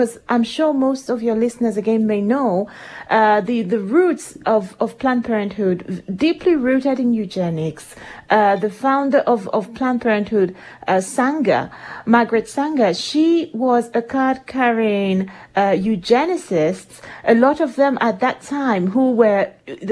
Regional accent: Nigeria; moved away as an adult; now in United Kingdom; I am Nigerian

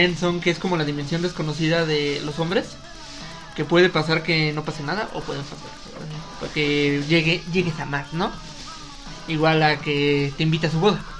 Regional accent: Mexico; ahora sí, como buen mexicano, ahora sí lo hacemos.

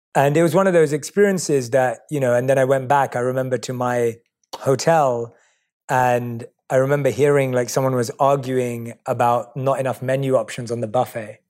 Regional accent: London, United Kingdom; I was born and raised in London

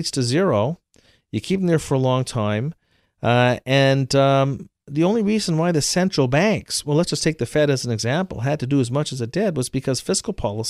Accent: Canada; Look, I'm from Canada.

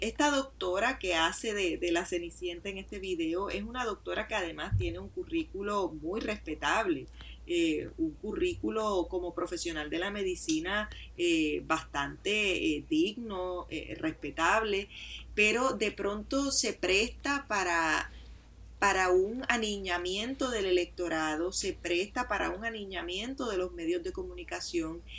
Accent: Puerto Rico; a mí como mujer puertorriqueña

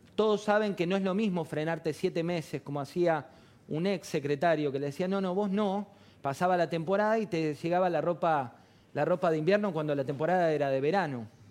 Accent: Argentina; somos los mismos argentinos los que vamos a seguir viviendo

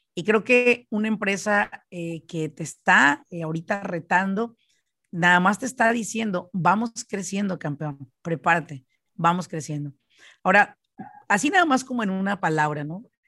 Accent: Michoacán, Mexico; now in United States; yo soy de Michoacán

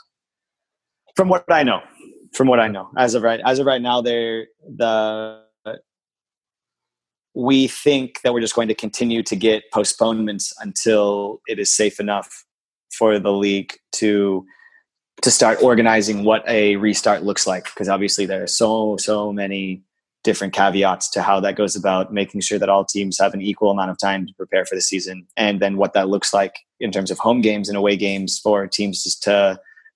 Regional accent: San Diego, California, United States; I grew up in San Diego

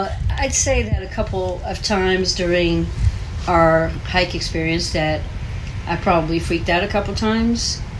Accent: Houston, Texas, United States; we are from Houston, Texas.

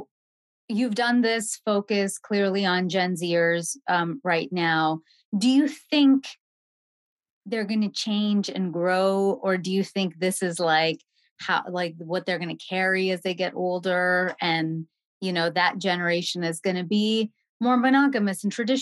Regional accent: Canada; moved away as an adult; also born or lived in New York; now in Los Angeles, United States; I grew up in Canada

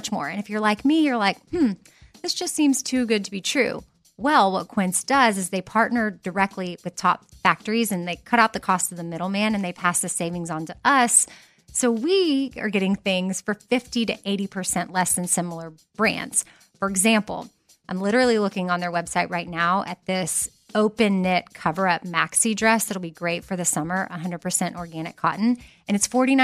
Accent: Texas, United States; I'm from Texas

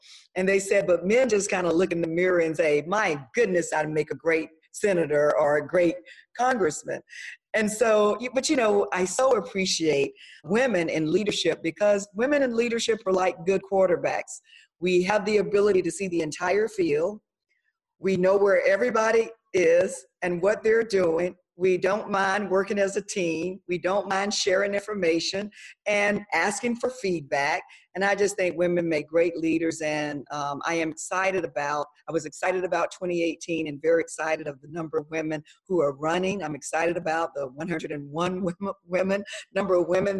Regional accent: Jacksonville, Florida, United States; I grew up in Jacksonville, Florida. I've lived in Florida all of my life

